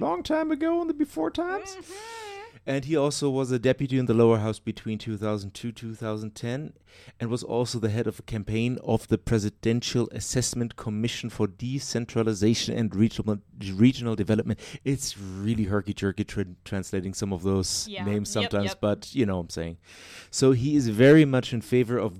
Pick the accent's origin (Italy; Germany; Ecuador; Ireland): Germany; now in Chile; my home country